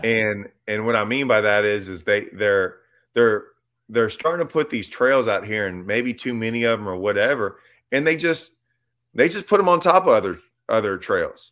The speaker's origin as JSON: {"language": "English", "area": "Lake Livingston", "region": "Texas", "country": "United States", "tie": "born or raised there", "also_born_or_lived": "Nacogdoches, Texas", "said": "I grew up on Livingston"}